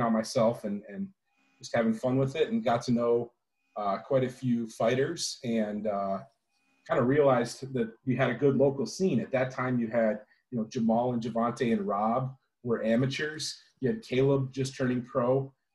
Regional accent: Apple Valley, Minnesota, United States; I'm from Apple Valley, Minnesota, originally. Just turned 34 years old. Grew up in the cities

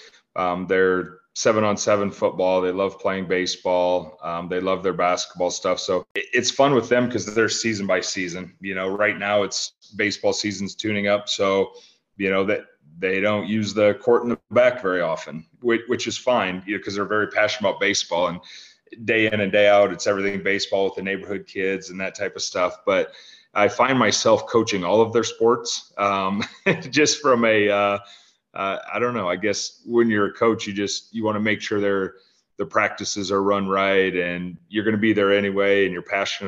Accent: Fairbank, Iowa, United States; also born or lived in Cedar Rapids, Iowa; we moved to Fairbank, Iowa when I was 5 years old.

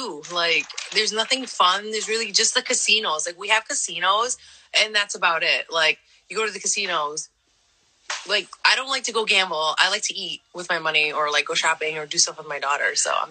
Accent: East Hartford, Connecticut, United States; also born or lived in San Jose, California; I grew up in Connecticut. I was actually born in California, in San Jose.

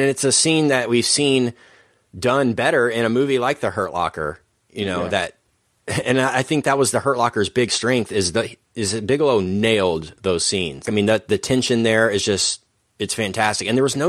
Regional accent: Dallas, Texas, United States; because we grew up in Dallas.

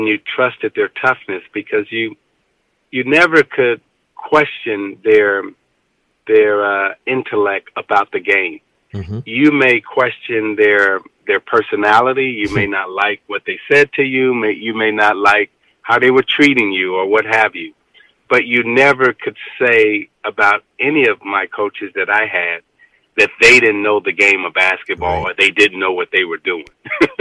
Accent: Chicago, Illinois, United States; growing up on the west side of Chicago

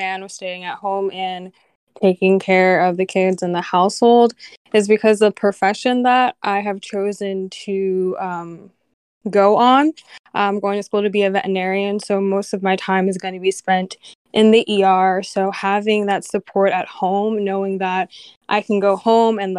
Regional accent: New Jersey, United States; I am from New Jersey

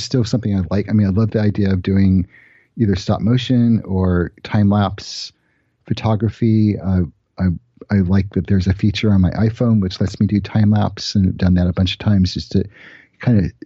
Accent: Los Angeles, California, United States; I grew up in Los Angeles, and at the time, I guess I must have been 12 or 13. We lived in Studio City

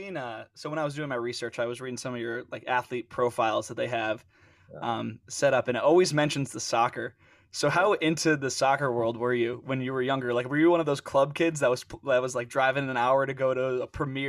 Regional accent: East Coast, United States; And I'm from the East Coast

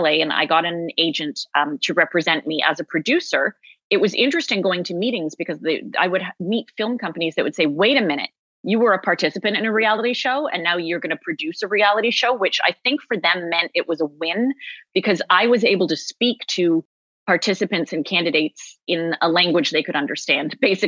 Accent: Toronto, Ontario, Canada; I am from Toronto

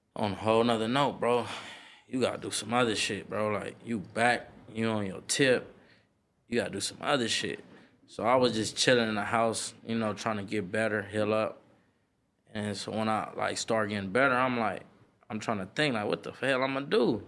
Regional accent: Los Angeles, California, United States; from Slauson and Crenshaw, like, Satin Hood, …, same area. Born and raised

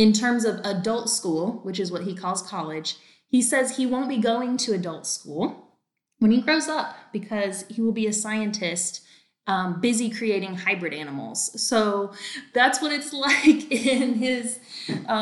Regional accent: North Carolina, United States; now in Texas, United States; I'm actually from North Carolina

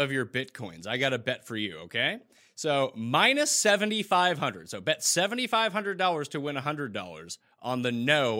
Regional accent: Canada; As a Canadian, I always pay attention to the U.S. dollar versus the Canadian dollar.

